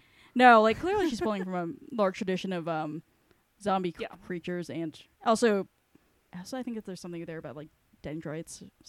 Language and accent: English; New York, United States; Maybe it's because I grew up in New York and I'm just like, what the fuck is a tree?